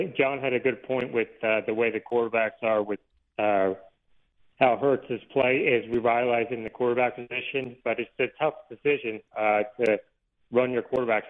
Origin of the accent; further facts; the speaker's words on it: Delaware County, Pennsylvania, United States; moved away as an adult; now in Utah, United States; Yes, I'm originally from the Delco area. I grew up there. I've been lived in the area about 9 years.